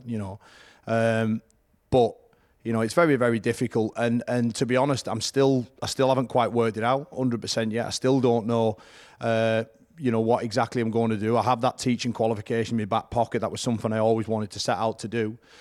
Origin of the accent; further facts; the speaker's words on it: Whitehaven, North West England, United Kingdom; it's at Whitehaven, back in my hometown